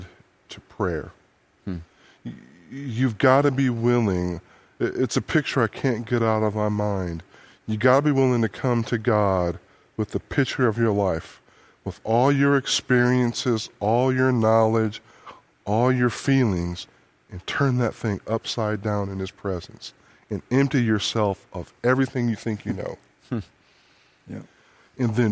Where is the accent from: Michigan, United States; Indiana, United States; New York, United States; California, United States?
Michigan, United States; Detroit; I grew up in Detroit